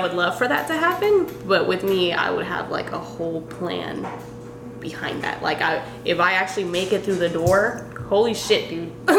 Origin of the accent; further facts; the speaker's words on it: Mexico; also born or lived in San Diego, California; now in Texas, United States; I'm from Mexico.